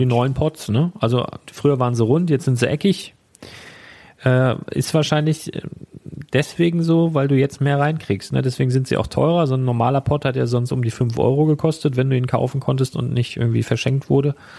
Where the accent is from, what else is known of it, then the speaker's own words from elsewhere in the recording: Schleswig-Holstein, Germany; ein paar Kilometer weiter in einem Dorf, wo ich letztendlich aufgewachsen bin